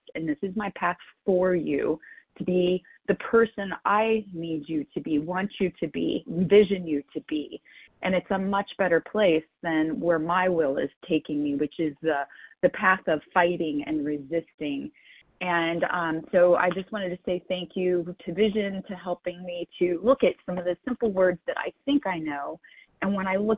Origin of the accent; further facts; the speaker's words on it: Kentucky, United States; now in Ohio, United States; I'm from Kentucky